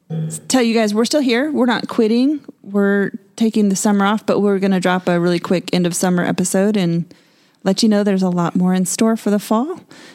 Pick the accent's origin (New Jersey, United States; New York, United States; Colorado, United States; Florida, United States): Colorado, United States; Denver; now in Texas, United States; I'm from Denver.